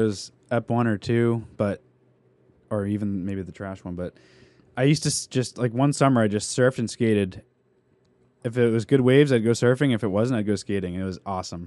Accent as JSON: {"language": "English", "region": "New England", "country": "United States", "tie": "born or raised there", "also_born_or_lived": "San Diego", "said": "we grew up in New England"}